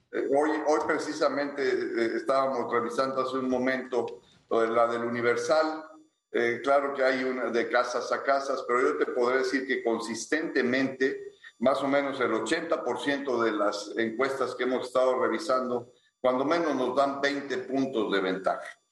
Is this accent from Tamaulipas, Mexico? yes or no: yes; Ciudad Victoria, Tamaulipas, Mexico; los dos nacimos en Ciudad Victoria